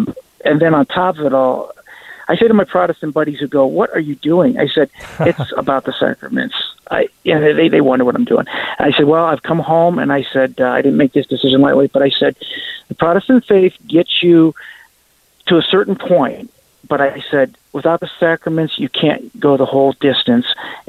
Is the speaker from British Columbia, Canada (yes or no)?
no; Kingston, Ontario, Canada; born there; Well, I'm sort of Canadian. I was born in Canada. I was born in Kingston, Ontario.